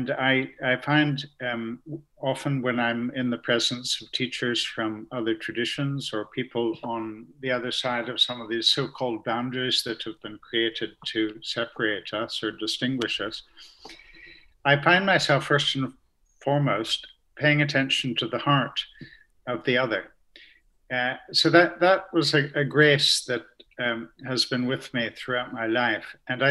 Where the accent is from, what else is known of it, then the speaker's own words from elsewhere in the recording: Canada; Yes, I grew up in Canada. My father was Irish and my mother Scottish, but they met on that side of the Atlantic. So I was born in Canada, which makes me a bit of a sort of mid-Atlantic confusion.